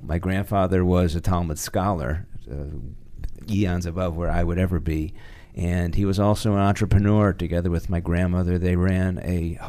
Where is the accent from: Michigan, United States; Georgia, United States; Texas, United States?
Michigan, United States; Detroit; also born or lived in Brooklyn, New York; now in Washington, D.C., United States; Born in Detroit, my folks divorced when I was three, moved back to Brooklyn, where my mother was from. Then my mother remarried another gentleman from Detroit, so we moved back to Detroit when I was about nine.